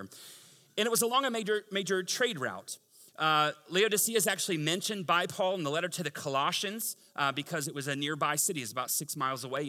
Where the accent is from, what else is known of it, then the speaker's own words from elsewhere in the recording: Tampa, Florida, United States; moved away; I'm from Tampa.